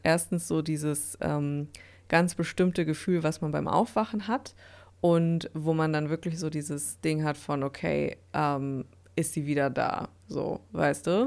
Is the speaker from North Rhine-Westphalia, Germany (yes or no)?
yes; Dortmund, North Rhine-Westphalia, Germany; hier in Dortmund bei mir in meiner Heimatstadt